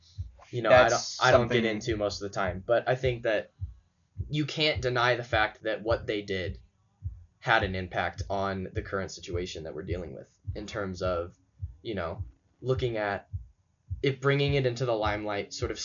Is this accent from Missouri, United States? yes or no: yes; St. Louis, Missouri, United States; I'm from St. Louis